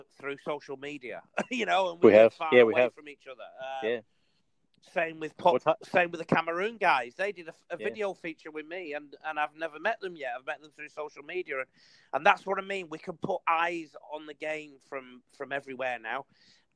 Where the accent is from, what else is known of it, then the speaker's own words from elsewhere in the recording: England, United Kingdom; also born or lived in Salford; now in Australia; I'm an Englishman